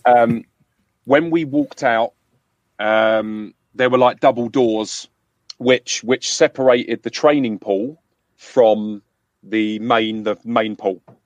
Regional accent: London, United Kingdom; accent: London; I, I grew up in London

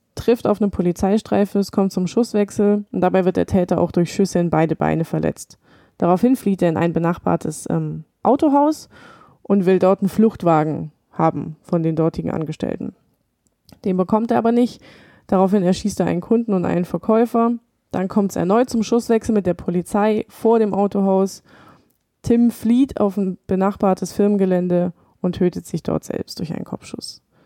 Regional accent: Rottenburg am Neckar, Baden-Württemberg, Germany; Ja, ich war 17, als das passiert ist. Und ich bin bei Tübingen zur Schule gegangen in Rottenburg

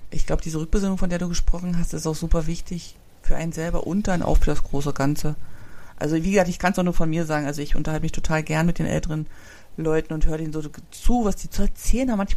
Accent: East Germany, Germany; also ich komme aus der DDR und den gibt's ja nicht mehr.

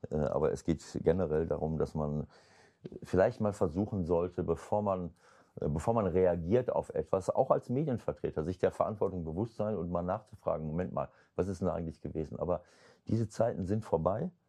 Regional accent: North Rhine-Westphalia, Germany; Also das finde ich jetzt despektierlich meiner Heimat gegenüber Ostwestfalen.

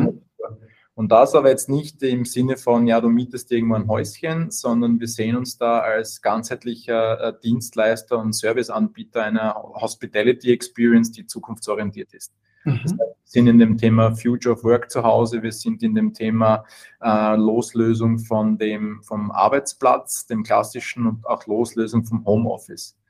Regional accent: Austria; komme aus Österreich, hört man ähm, wahrscheinlich.

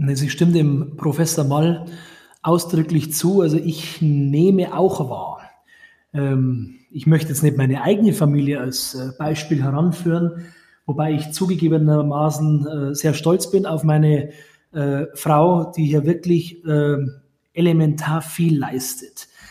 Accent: Grafing, Bavaria, Germany; in den Stadtrat meiner Heimatstadt Grafing gewählt wurde

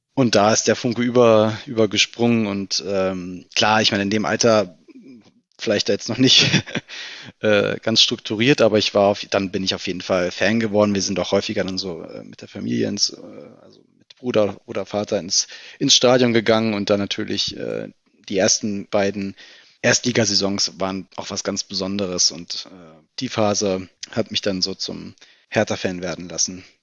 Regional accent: Berlin, Germany; ich bin Berliner, bin im äh, Südwesten Berlins aufgewachsen, in Steglitz-Lichterfelde

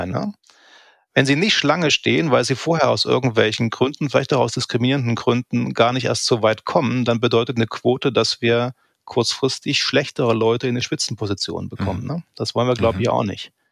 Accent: East Germany, Germany; habe ich mir nicht abgewöhnt, wie manche ja wohl das auch getan haben, um mhm. nicht aufzufallen als Ossi.

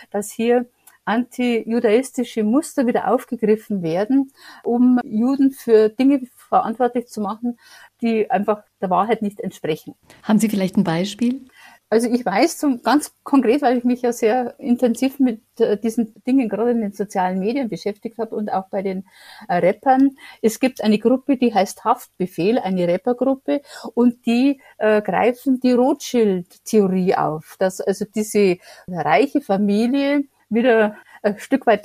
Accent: Germany; Ich bin hier, wohne in München, lebe in München, bin Deutsche

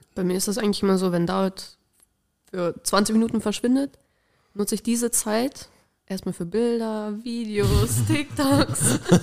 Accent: Ibbenbüren, North Rhine-Westphalia, Germany; weil wir kommen ja eigentlich auch aus Ebenbüren. Das ist noch eine Stunde von Münster entfernt.

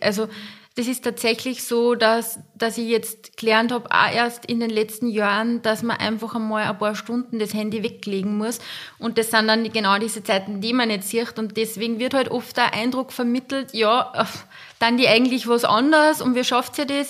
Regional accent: Linz, Upper Austria, Austria; ich komme aus Linz, ich wohne gemeinsam mit meinen zwei Töchtern

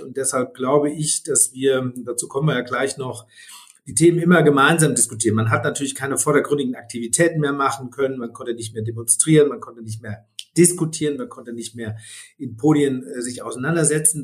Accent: Freudenberg, North Rhine-Westphalia, Germany; moved away as an adult; also born or lived in Siegen / Marburg; now in Berlin, Germany; Bin gebürtiger Südwestfale, bin in Siegen geboren, bin in Freudenberg, in dem schönsten Ort in Westfalen, aufgewachsen

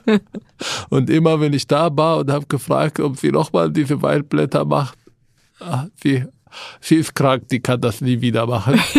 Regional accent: Palestine; now in Germany; Sag ja, ich bin äh, seit 16 Jahren hier, aber bin Palästinenser.

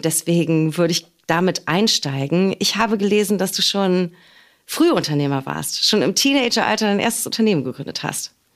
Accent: Berlin, Germany; born or raised there

